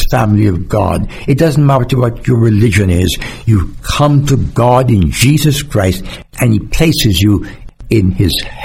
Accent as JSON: {"language": "English", "country": "Jamaica", "moved": "yes", "lives_now": "United States", "said": "as a Jamaican coming to America"}